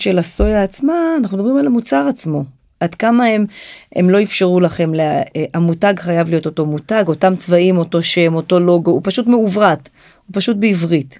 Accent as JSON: {"language": "Hebrew", "country": "Israel", "also_born_or_lived": "Japan", "said": "אנחנו חווינו הרבה מאוד קשיים אה, בלעשות עסקים עם יפן כישראלים"}